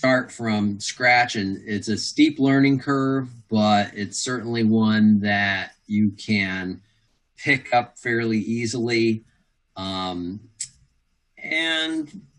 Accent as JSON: {"language": "English", "region": "Midwest", "country": "United States", "tie": "born or raised there", "said": "I grew up in the Midwest"}